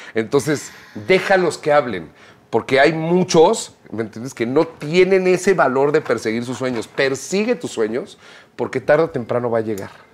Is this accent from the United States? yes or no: no; Mexico; Hablando como artistas mexicanos